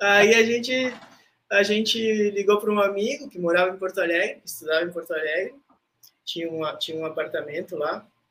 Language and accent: Portuguese; Rivera, Uruguay; moved away as an adult; also born or lived in Brazil; now in Florianópolis, Brazil; eu fui feito em Ribeira, tá? Porque meus pais moravam em Ribeira.